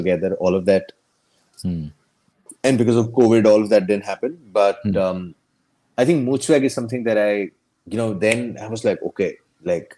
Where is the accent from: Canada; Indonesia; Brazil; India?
India; Ahmedabad, Gujarat; also born or lived in Bharuch, Gujarat / Bombay; I was born in Bharuch, this small town in Gujarat. So I was born there. And then we shifted to Ahmedabad